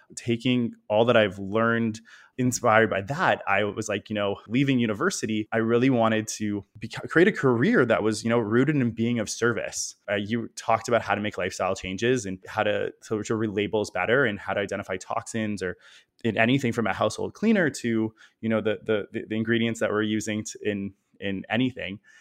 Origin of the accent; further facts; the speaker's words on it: Toronto, Ontario, Canada; growing up in Toronto, it's a big city, but it's definitely got a small city feel